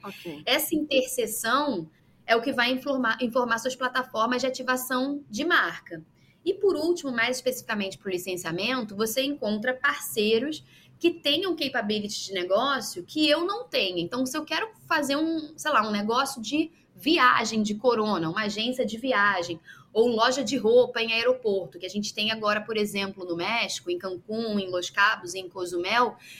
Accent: Rio de Janeiro, Brazil; moved away as an adult; now in Belgium; eu sou carioca, eu nasci no Rio

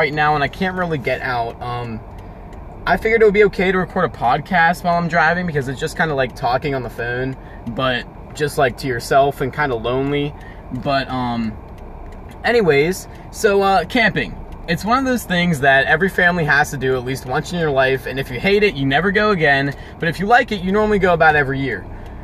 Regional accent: Pittsburgh, Pennsylvania, United States; We're from Pittsburgh

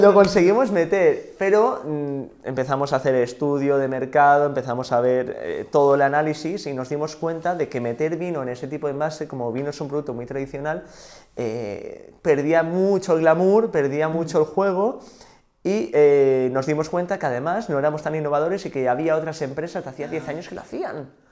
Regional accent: Sant Sadurní d'Anoia, Catalonia, Spain; yo soy de San Saorni

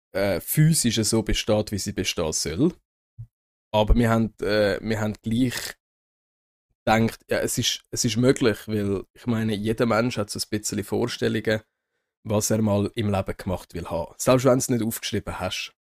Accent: Zurich, Switzerland; ich bin Zürcher

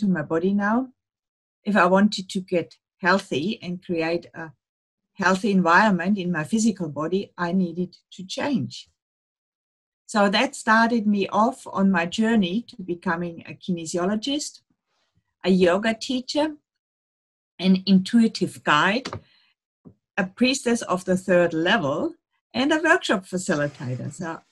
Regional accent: Munich, Bavaria, Germany; English is a second language; moved away as an adult; now in Melbourne, Australia; I'm from Munich, Germany. And about 30 years ago, I came here with my Australian husband and living in Melbourne since that time

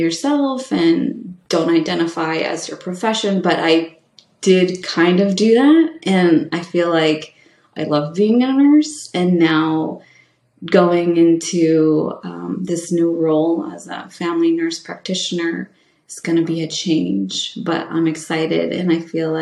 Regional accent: California, United States; moved away as an adult; also born or lived in Maine / Vermont / New York; When I am from California, my community that I grew up in is very much Latino

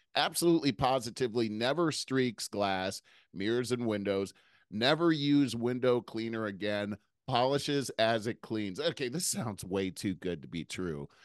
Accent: United States; as an American

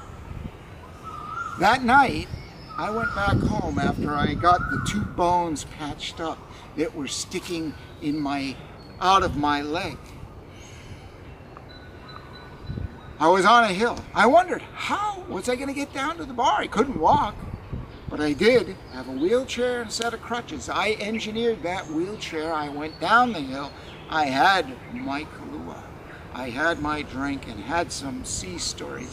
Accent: Manchester-by-the-Sea, Massachusetts, United States; going to the pier every day in my hometown, Manchester by the Sea

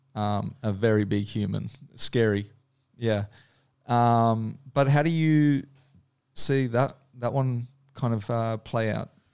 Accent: Dunedin, Otago, New Zealand; moved away; I grew up in Dunedin, which is below Christchurch

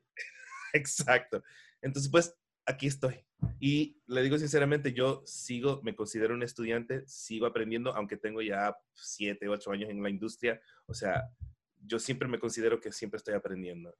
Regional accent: Miami, Florida, United States; Nací nací me crié aquí en Miami, en los Estados Unidos, pero de familia ecuatoriana

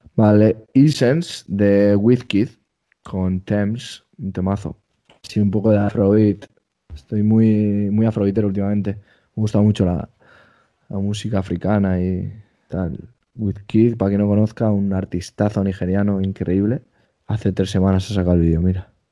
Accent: Basque Country, Spain; soy vasco

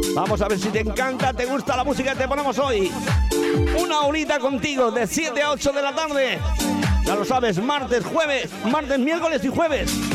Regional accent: Pedro Muñoz, Castilla-La Mancha, Spain; now in Benidorm, Spain; mi pueblo. Para Pedro Muñoz en la provincia de Ciudad Real

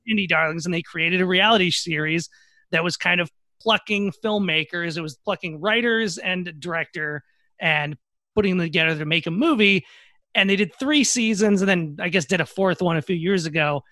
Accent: Minnesota, United States; I'm from Minnesota too

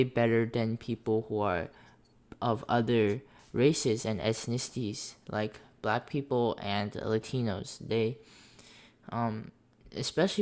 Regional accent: United States; I have been born and raised in the United States

